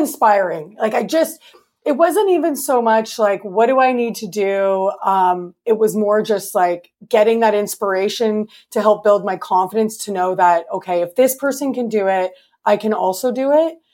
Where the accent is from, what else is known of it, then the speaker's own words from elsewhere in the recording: Canada; I'm Canadian.